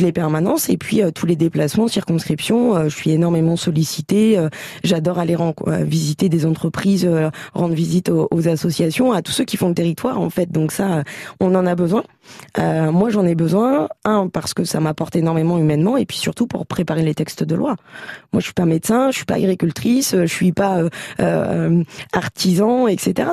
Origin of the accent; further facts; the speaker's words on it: Châlons-en-Champagne, Grand Est, France; je suis née à Chalon et que je suis une grande amoureuse de ma ville